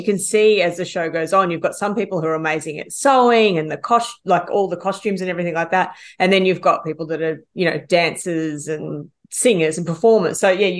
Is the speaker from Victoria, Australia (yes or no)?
yes; Ballarat, Victoria, Australia; she's from my hometown.